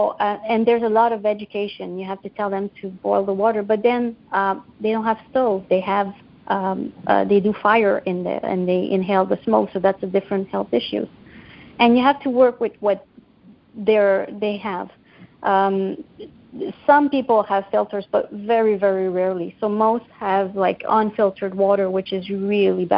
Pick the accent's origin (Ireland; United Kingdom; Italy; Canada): Canada; I'm Canadian